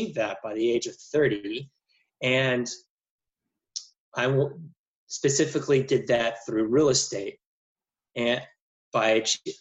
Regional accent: Jackson, Mississippi, United States; also born or lived in Cincinnati; move back to my home state in Jackson, Mississippi, where my parents also did real estate

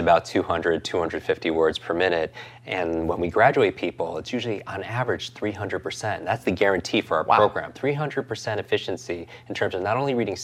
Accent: New York, United States; I'm from New York

